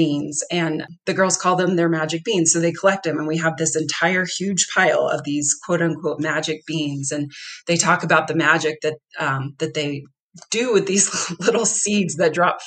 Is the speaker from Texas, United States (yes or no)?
yes; Texas, United States; now in Denver, United States; I grew up in Texas and I'm used to warm weather year round